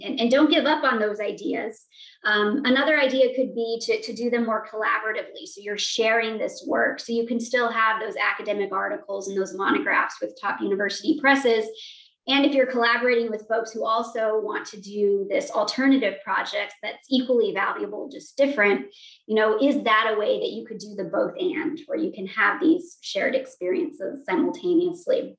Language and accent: English; Montana, United States; growing up in Montana, there were not many people uh, with my identities